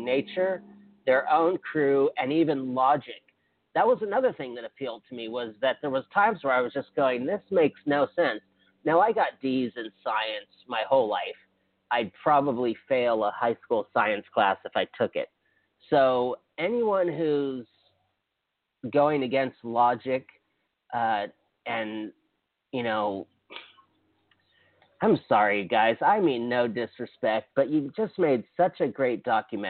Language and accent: English; Hawaii, United States; moved away; I'm from Hawaii